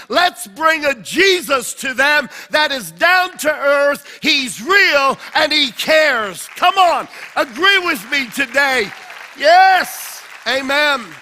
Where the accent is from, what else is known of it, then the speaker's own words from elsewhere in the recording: Australia; moved away as an adult; now in United States; When God told me to pioneer the church, I came from Australia uh, via New York.